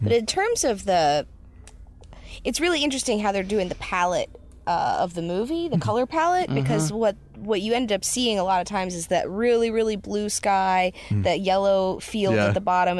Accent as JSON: {"language": "English", "region": "the South", "country": "United States", "moved": "yes", "lives_now": "Los Angeles, United States", "said": "I'm a Southerner now living in Los Angeles."}